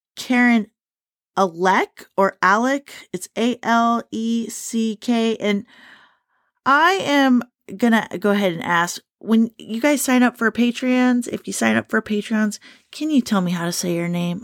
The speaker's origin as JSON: {"language": "English", "area": "Shelby County", "region": "Kentucky", "country": "United States", "said": "I'm from Shelby County in Kentucky"}